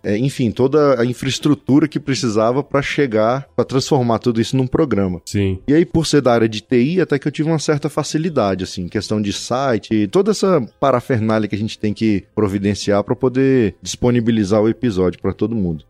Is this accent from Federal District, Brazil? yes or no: yes; Taguatinga, Federal District, Brazil; Nasci na cidade, né, em Taguatinga, uma... morava em Taguatinga, meus pais, é uma cidade satélite aqui de Brasília.